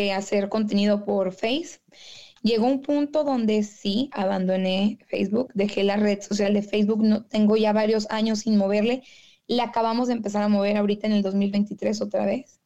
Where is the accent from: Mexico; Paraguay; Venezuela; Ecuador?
Mexico; Monterrey, Nuevo León; accent: regio; moved away as an adult; now in Detroit, United States; yo soy de Monterrey, Nuevo León. Ahorita estoy aquí viviendo en Detroit, en Michigan